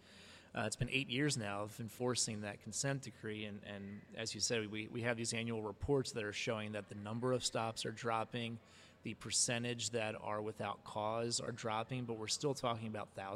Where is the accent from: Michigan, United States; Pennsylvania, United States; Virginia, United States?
Pennsylvania, United States; Harrisburg; I'm from Harrisburg